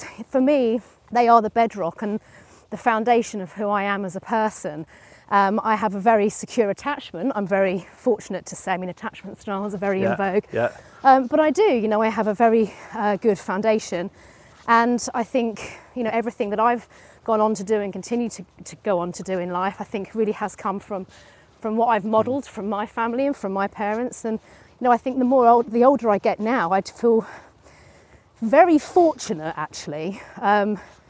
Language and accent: English; East Hertfordshire, East of England, United Kingdom; also born or lived in London; They all kind of move up the A10 and move into Hertfordshire